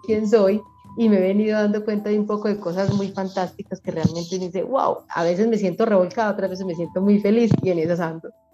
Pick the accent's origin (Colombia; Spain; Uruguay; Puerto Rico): Colombia; Medellín, Antioquia; also born or lived in Bogotá; Nací en Bogotá y a los 5 o 6 años me trajeron para acá, para Medellín